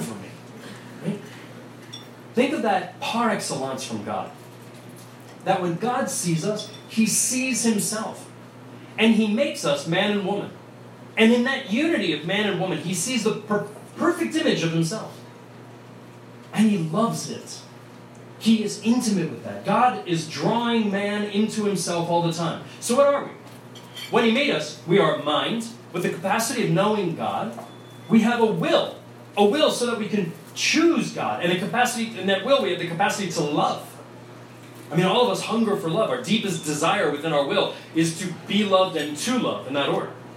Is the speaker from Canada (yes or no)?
no; Vienna, Virginia, United States; accent: New York; also born or lived in New York; I grew up in Vienna